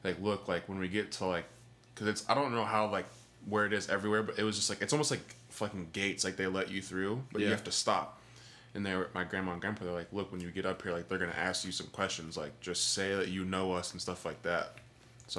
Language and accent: English; Midwest, United States; we're from Midwest